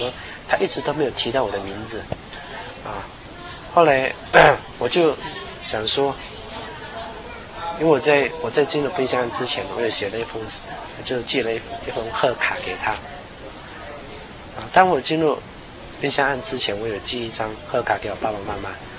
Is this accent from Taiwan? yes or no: no; Guangdong, China; 就广东话就是我们是因为我是广东人嘛，他是叫我…，…就是包点的那个包啊，因为我从小的时候我很喜欢吃包哈，我们是广东人